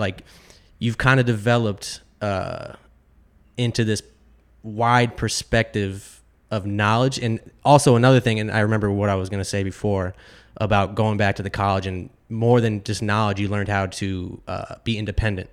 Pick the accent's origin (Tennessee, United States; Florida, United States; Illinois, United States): Florida, United States; growing up in Florida, my childhood was totally different